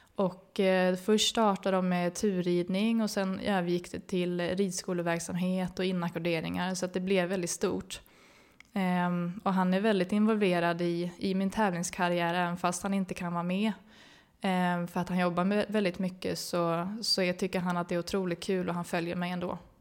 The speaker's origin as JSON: {"language": "Swedish", "town": "Uppsala", "region": "Uppsala County", "country": "Sweden", "tie": "born or raised there", "said": "mamma och pappa hade ridskola i Uppsala eh, där jag växte upp"}